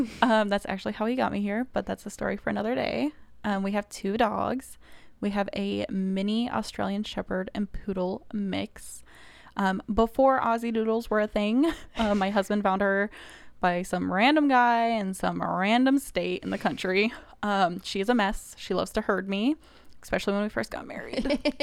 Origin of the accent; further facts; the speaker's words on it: Kansas City, Missouri, United States; moved away as an adult; now in Indiana, United States; I'm originally from Kansas City, Missouri